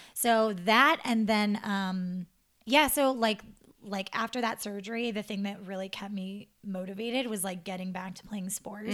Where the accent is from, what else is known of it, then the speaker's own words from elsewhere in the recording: Montana, United States; moved away as an adult; my hometown in Montana.